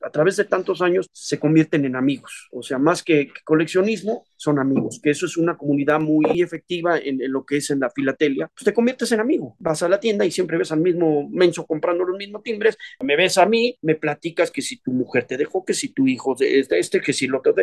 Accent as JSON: {"language": "Spanish", "country": "Mexico", "said": "Yo soy mexicano"}